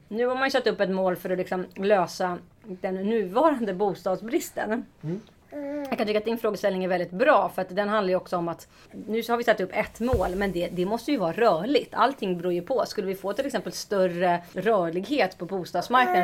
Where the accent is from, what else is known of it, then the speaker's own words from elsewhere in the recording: Stockholm, Stockholm County, Sweden; jag är ju född och uppvuxen i eh, Stockholm eh, och omnejd